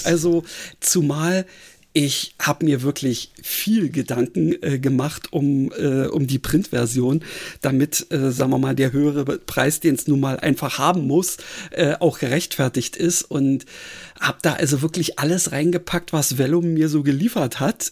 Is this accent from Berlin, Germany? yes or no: yes; Berlin, Germany; ich bin ja Berliner